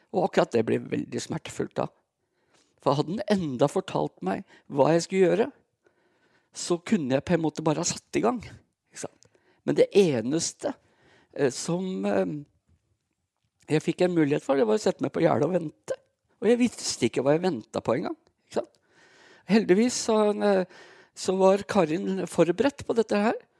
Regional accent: Brumunddal, Innlandet, Norway; moved away; Jeg, eh, jeg er født og oppvokst i Brumdalen

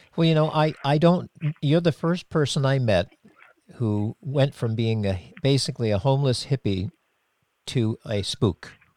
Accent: Cape Cod, Massachusetts, United States; moved away as an adult; I grew up on Cape Cod

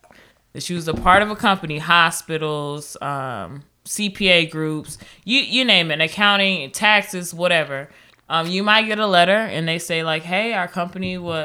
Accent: Anchorage, Alaska, United States; Yes, I'm from Alaska.

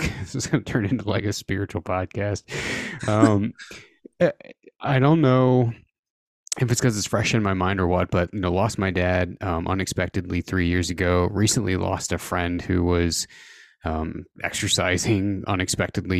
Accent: Southern Indiana, United States; I'm from Southern Indiana

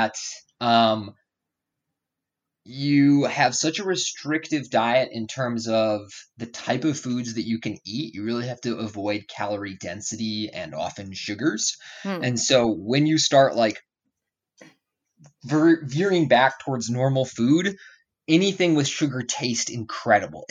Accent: Madison, Wisconsin, United States; I grew up in Madison, Wisconsin, which is like a university city in the Midwest.

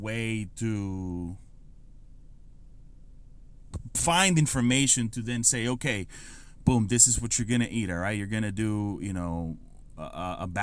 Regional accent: San Sebastián, Puerto Rico; moved away as an adult; also born or lived in San Francisco, California / Amelia Island, Florida; I grew up in Puerto Rico, born and raised in Puerto Rico

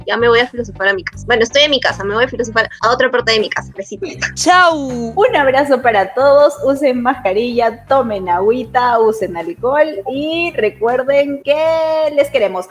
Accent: Peru; acá todos los peruanos somos

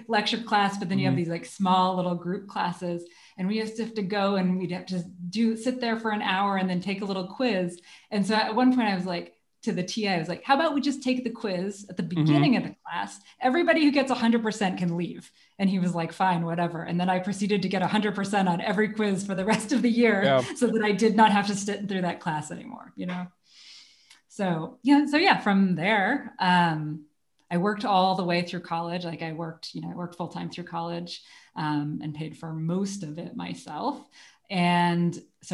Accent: Seattle, Washington, United States; I grew up outside of Seattle, Washington

